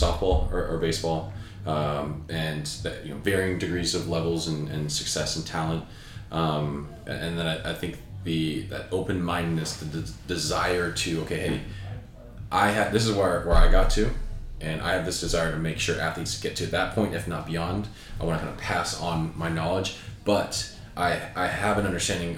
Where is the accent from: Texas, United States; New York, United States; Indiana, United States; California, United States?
California, United States; Southern; I grew up in Southern California